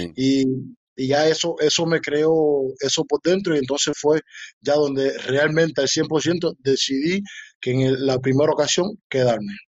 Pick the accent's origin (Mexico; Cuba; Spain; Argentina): Cuba; moved away as an adult; now in Germany; desde que llegué de Cuba aquí